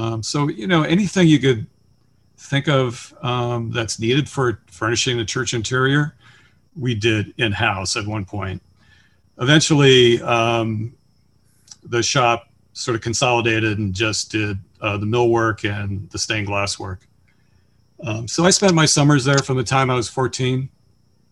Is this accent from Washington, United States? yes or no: no; Chesterland, Ohio, United States; also born or lived in Cincinnati, Ohio; I grew up in Chesterland, Ohio